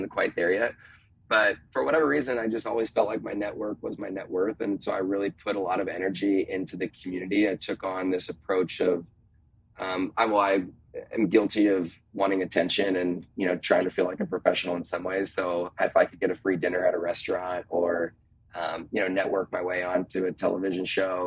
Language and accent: English; California, United States; moved away as an adult; also born or lived in Washington / Houston; I'm originally from California